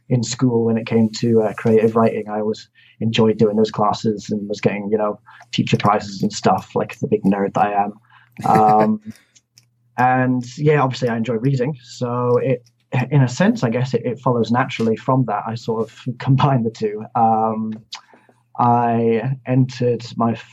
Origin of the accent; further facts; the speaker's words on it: Inverness, Scotland, United Kingdom; also born or lived in Glasgow; now in Edinburgh, United Kingdom; I'm half Scottish, half English. I was born in Inverness.